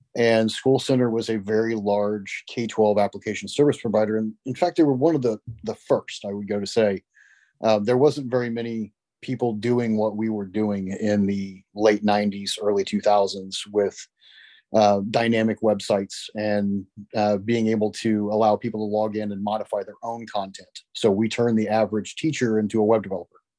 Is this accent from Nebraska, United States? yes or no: no; West Frankfort, Illinois, United States; also born or lived in Marion, Illinois / Carbondale, Illinois; I grew up in West Frankfort, so I am from Southern Illinois